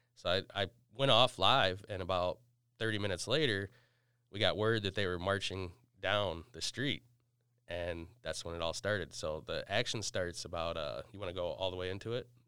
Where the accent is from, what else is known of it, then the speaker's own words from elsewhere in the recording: Battle Creek, Michigan, United States; I'm from Battle Creek